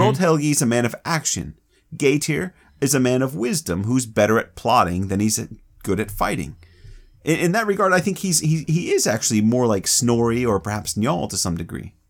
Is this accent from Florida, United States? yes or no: yes; Florida, United States; I grew up in Florida